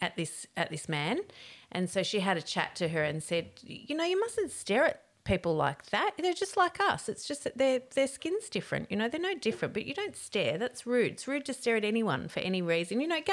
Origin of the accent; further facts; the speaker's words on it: Canberra, Australian Capital Territory, Australia; I grew up in Canberra. Canberra back in those days was pretty white bread, you know, like there was just white people everywhere.